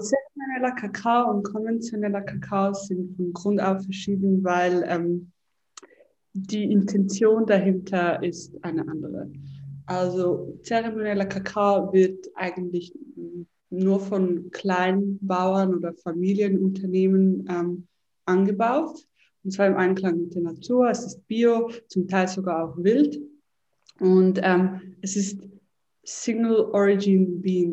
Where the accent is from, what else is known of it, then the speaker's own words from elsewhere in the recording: Zurich, Switzerland; ich bin in Zürich aufgewachsen